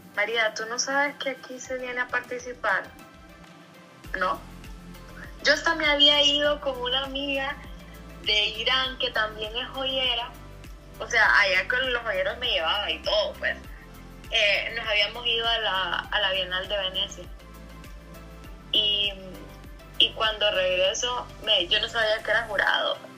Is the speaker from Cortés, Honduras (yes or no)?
yes; San Pedro Sula, Cortés, Honduras; also born or lived in Brighton and Hove, England; nací en San Pedro Sula, Honduras